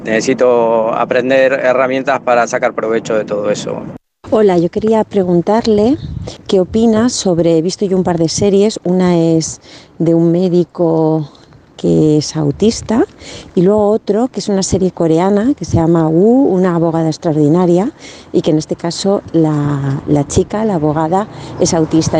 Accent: Argentina; now in Alicante, Spain; te llamo de aquí de Alicante, soy argentino

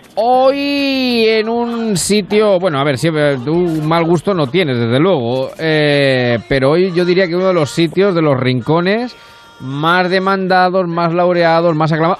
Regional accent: Castilla-La Mancha, Spain; somos de La Mancha y en La Mancha también tenemos nuestra propia teoría de los vientos

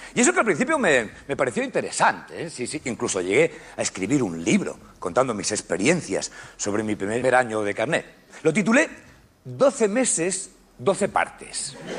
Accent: Madrid, Community of Madrid, Spain; also born or lived in Zaragoza; se vinieron a Madrid siendo yo prácticamente un bebé y yo me crié en Madrid

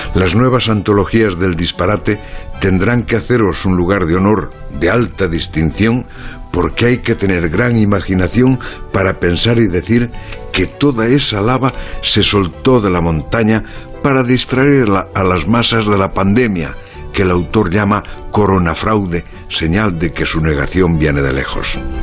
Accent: Galicia, Spain; en mi país

